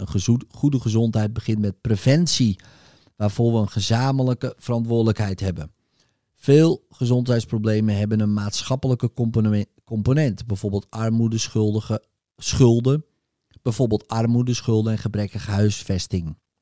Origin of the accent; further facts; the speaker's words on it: North Holland, Netherlands; ik kom uit Noord-Holland, kunt u horen.